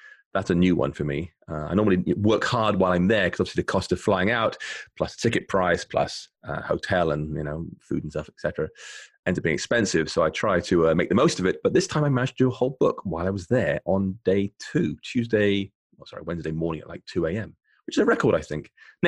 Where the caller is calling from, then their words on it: Bath, South West England, United Kingdom; I'm calling from rainy Bath in the southwest of England, and it's nice, but it's cold and gray here.